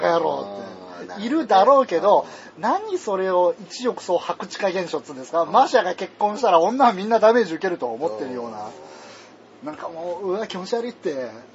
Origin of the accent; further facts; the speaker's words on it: Tohoku, Japan; accent: Tohoku dialect; moved away; also born or lived in Kansai; 俺はベースが東北弁なんで